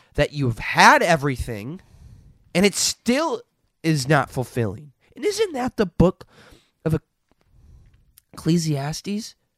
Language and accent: English; Minnesota, United States; I grew up in Minnesota